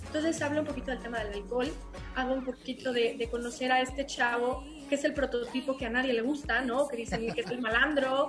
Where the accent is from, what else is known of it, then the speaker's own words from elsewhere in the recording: Aguascalientes, Mexico; yo soy de Aguascalientes. ¿no? Y entonces, bueno, pues acá es provincia